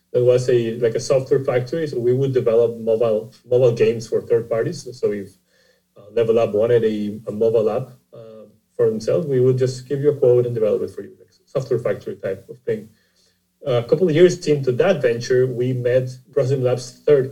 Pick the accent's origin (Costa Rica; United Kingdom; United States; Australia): Costa Rica; I'm originally from Costa Rica, and the company is based in San Jose, Costa Rica.